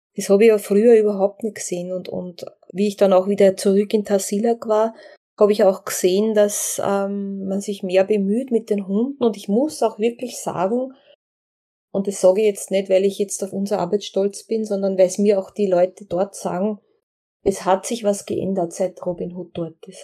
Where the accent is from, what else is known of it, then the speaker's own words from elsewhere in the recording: Austria; als Österreicherin